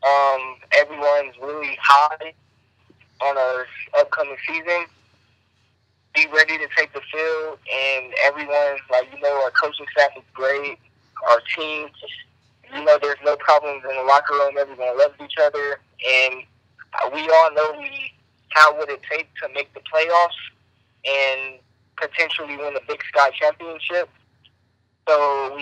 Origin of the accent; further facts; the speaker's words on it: California, United States; I'm from California